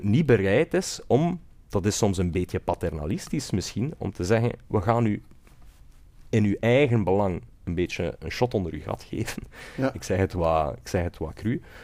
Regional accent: West Flanders, Belgium; now in Brussels, Belgium; Ik kom van iets verder dan Sieltje, uit West-Vlaanderen eh, geboren en getogen

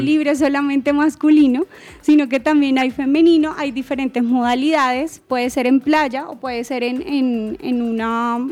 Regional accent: Colombia; nosotros como colombianos

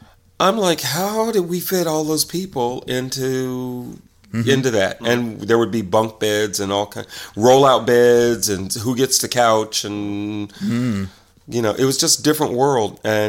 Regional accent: Indianapolis, Indiana, United States; moved away; we moved around a lot until we left Indianapolis, and my grandmother's house was the primary house.

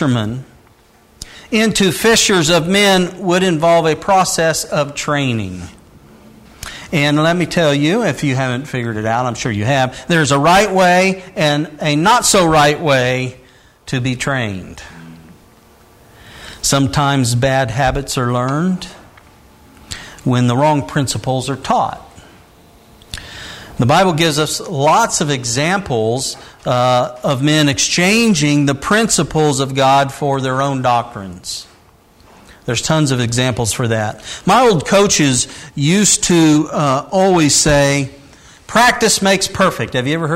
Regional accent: Indiana, United States; while I was growing up in Indiana

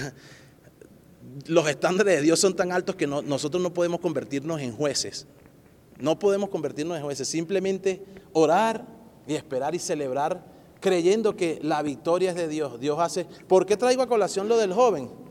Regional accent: Venezuela; now in Colorado, United States; yo como, venezolano

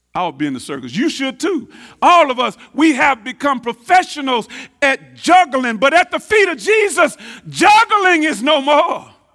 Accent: Tyler, Texas, United States; I'm from North Tyler

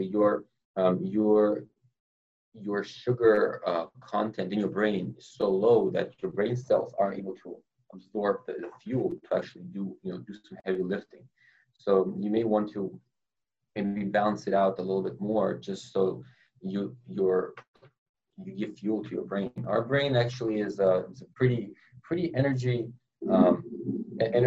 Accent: Los Angeles, California, United States; moved away as an adult; also born or lived in New York; now in Boston, United States; I grew up in Los Angeles, California

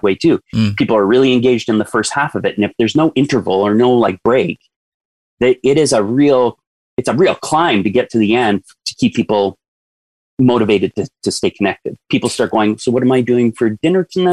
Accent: Northwestern Ontario, Canada; I grew up in Northwestern Ontario

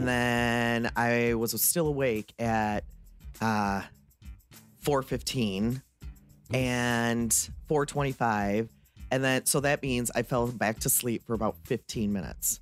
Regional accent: Texas, United States; me being born and raised in Texas

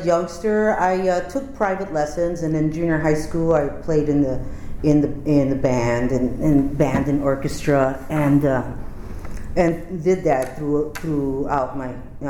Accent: Milwaukee, Wisconsin, United States; moved away as an adult; also born or lived in San Antonio, Texas; I was born in San Antonio, Texas, and I grew up in the city of Milwaukee in Wisconsin.

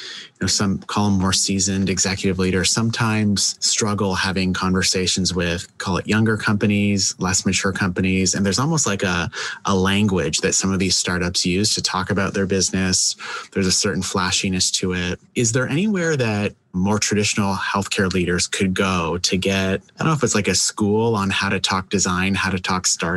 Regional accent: Canada; I'm actually Canadian

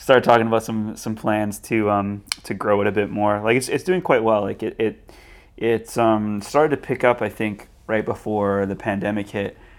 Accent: Burnaby, British Columbia, Canada; when I started parkour, I was, like, seventeen, and it was in, in Burnaby

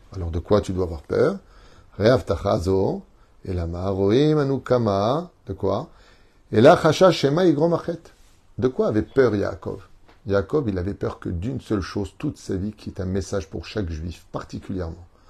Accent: Tunisia; en tant que Tunisien

